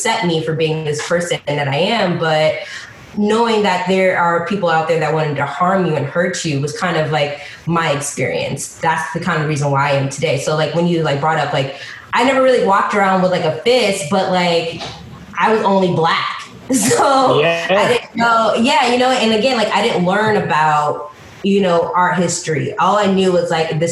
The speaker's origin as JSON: {"language": "English", "town": "Chicago", "region": "Illinois", "country": "United States", "tie": "born or raised there", "also_born_or_lived": "Atlanta", "moved": "yes", "said": "I was born in Chicago, Southside. I grew up like I have distinct memories of living in the projects."}